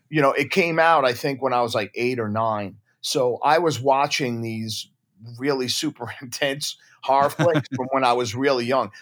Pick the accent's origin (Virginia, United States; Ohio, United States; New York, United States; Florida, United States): New York, United States; Deer Park; my hometown in Deer Park, Long Island